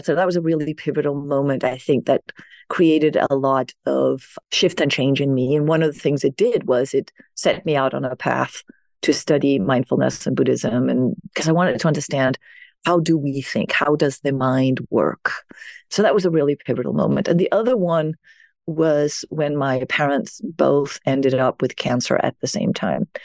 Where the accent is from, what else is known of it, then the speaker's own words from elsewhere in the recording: Denmark; moved away as an adult; now in New York, United States; I was born in Denmark. So I grew up in a well-being society